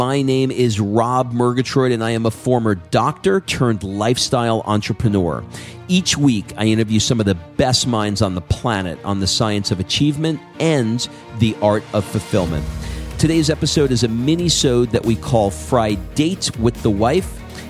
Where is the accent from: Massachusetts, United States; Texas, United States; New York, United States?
New York, United States; I'm from Long Island. All my East Coast people, actually people all over the world know exactly what I'm referring to if you've run into one of my kind out there in the world.